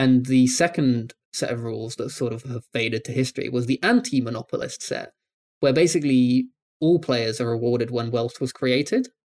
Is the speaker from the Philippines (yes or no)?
no; United Kingdom; I'm British.